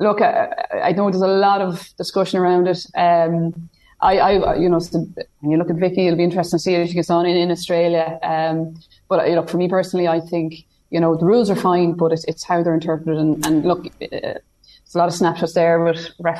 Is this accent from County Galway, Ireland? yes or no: no; County Meath, Ireland; growing up in Meath